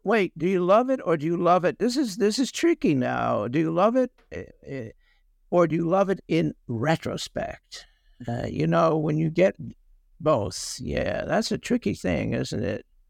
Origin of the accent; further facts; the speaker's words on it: New York City, New York, United States; us, the New Yorker